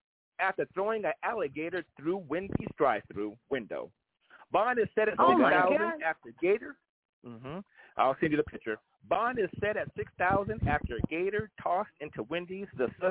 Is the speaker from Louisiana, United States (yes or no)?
no; Brooklyn, New York, United States; No, I'm from New York, from Brooklyn.